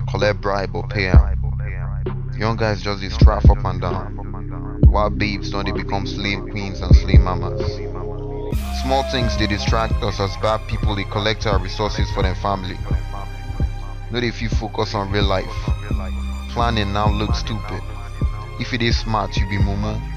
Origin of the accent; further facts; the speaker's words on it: Nigeria; I'm an Nigerian.